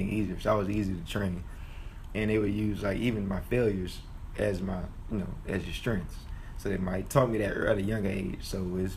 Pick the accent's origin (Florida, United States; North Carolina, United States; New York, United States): North Carolina, United States; Raleigh; I'm originally from Raleigh, North Carolina